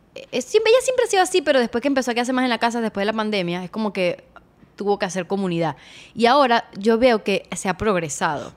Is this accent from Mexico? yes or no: no; Venezuela; todos somos venezolanos